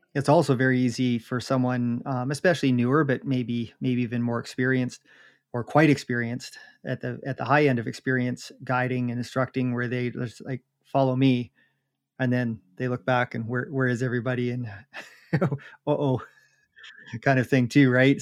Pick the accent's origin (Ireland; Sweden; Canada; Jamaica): Canada; Jasper, Alberta; I grew up in Jasper